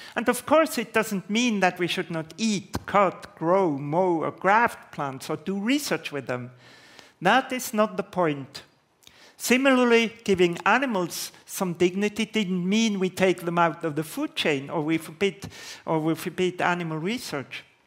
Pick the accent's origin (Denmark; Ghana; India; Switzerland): Switzerland; Basel, Basel-Stadt; in Basel, my hometown